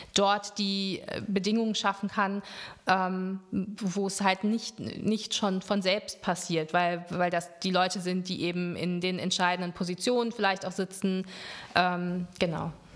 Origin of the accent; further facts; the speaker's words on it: Lüdenscheid, North Rhine-Westphalia, Germany; moved away as an adult; also born or lived in Marburg; now in Cologne, Germany; ich bin in Lüdenscheid ähm, groß geworden, bin da zur Schule gegangen und nach dem Abitur bin ich dann ähm, fürs Studium nach Köln gekommen